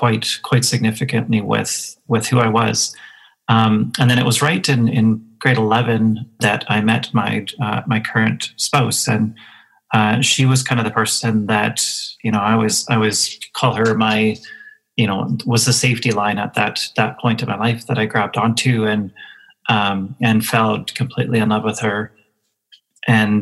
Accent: Moose Jaw, Saskatchewan, Canada; I grew up in Moose Jaw, Saskatchewan, in the 80s, so small town Saskatchewan in the 80s

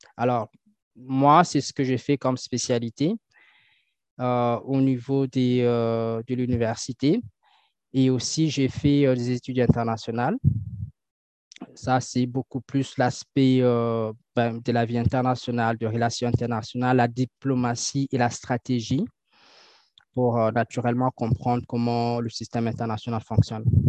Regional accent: Kinshasa, DR Congo; moved away as an adult; now in Canada; je suis natif de Kinshasa, donc je suis né à Kinshasa. Et je suis arrivé ici au Canada pour étudier

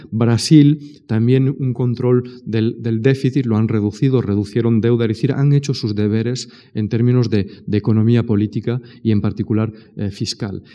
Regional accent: Spain; soy español

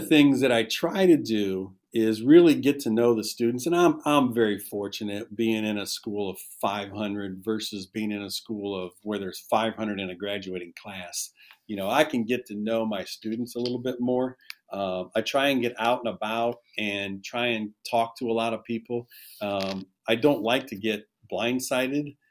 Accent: Shelby, Ohio, United States; I, I, actually graduated from Shelby. This is my hometown

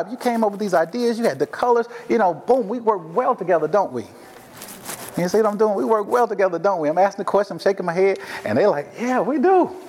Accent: the South, United States; So here I am from the South, never been here before a day in my life, right?

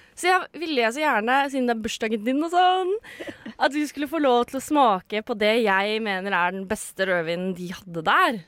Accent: Sande, Vestfold, Norway; Jeg er fra Sande

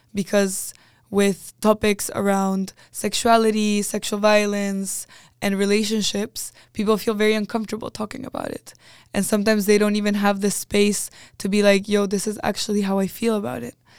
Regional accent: Chile; moved away as an adult; now in Netherlands; I was coming from Chile

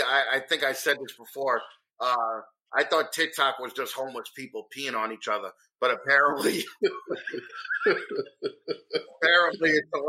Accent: New York, United States; accent: New York; moved away as an adult; also born or lived in Los Angeles; And now that I moved back here, I know that I sound like this dickhead New Yorker all the time.

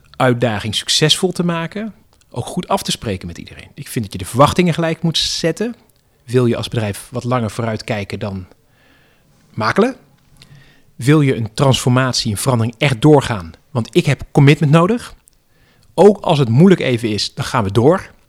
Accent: Netherlands; wij als Nederlanders

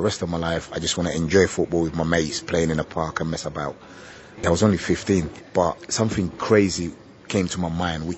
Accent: London, United Kingdom; also born or lived in Gambia; When I went to England, I got scouted playing for my school football team.

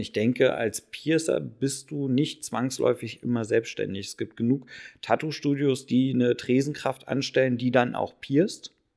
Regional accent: Berlin, Germany; bin gebürtiger Berliner.

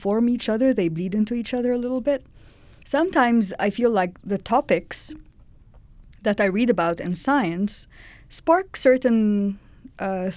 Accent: Cairo, Cairo Governorate, Egypt; moved away as an adult; now in Edmonton, Canada; I grew up in Cairo

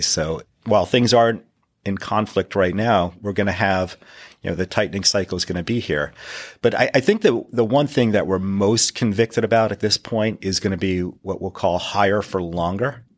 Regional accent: northeastern Pennsylvania, United States; I grew up in the northeastern part of Pennsylvania.

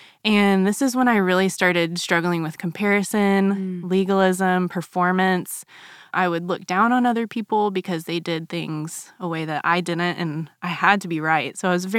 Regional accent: Germany; So for 8 years of my childhood, I grew up in Germany.

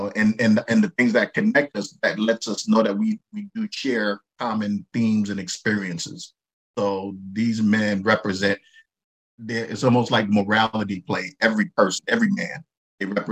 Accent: New York City, New York, United States; when I grew up in Brooklyn

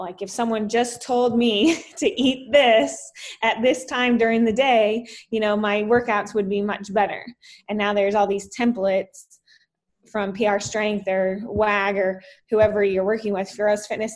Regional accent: Salt Lake City, Utah, United States; also born or lived in Texas; now in Florida, United States; I grew up in uh, Utah, Salt Lake City

